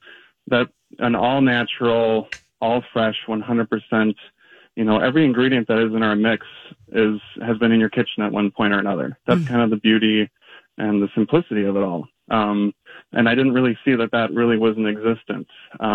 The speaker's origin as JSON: {"language": "English", "region": "Minnesota", "country": "United States", "said": "being a Minnesotan"}